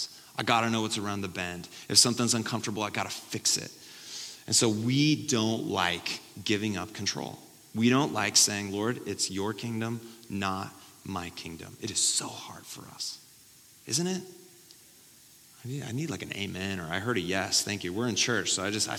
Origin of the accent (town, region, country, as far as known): United States